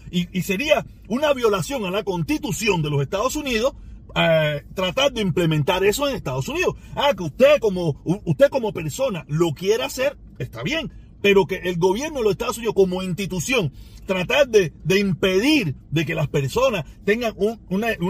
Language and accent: Spanish; Cuba; Cuba lo único que hizo mi país de origen, el gobierno que dirige mi país, lo único que me llevó fue miseria